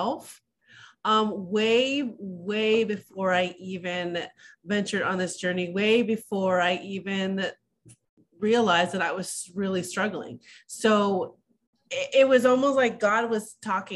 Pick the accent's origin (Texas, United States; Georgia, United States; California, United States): California, United States; Simi Valley; I was raised in a small town, which is not small anymore. It's Simi Valley, California